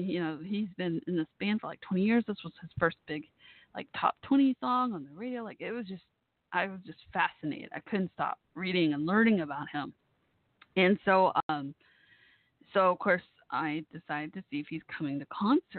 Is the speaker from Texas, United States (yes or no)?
yes; Dallas, Texas, United States; Dallas, my hometown area